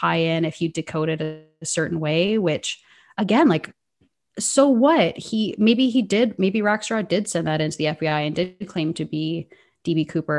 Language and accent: English; Canada; hey, this girl kind of sounds like she's from Minnesota, it's because I'm from Canada. And like, we do have a different dialect.